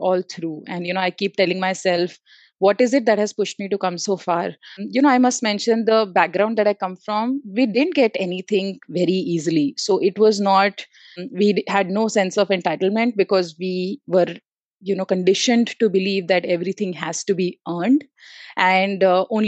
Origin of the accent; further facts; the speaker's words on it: Delhi, India; also born or lived in Pantnagar / Bangalore; I had to move back again from Bangalore to my hometown, which is Delhi NCR